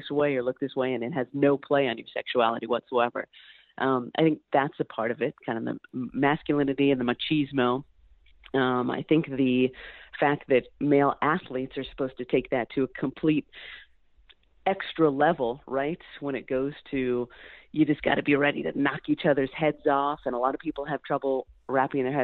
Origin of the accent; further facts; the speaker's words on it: Central Valley, California, United States; I'm from the Central Valley